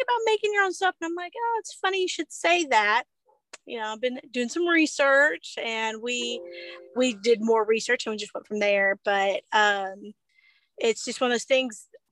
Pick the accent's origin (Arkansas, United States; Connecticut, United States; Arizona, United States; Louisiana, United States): Arkansas, United States; Izard County; also born or lived in Baxter County, Arkansas; I grew up in Izard County, and then we moved to Baxter County after college.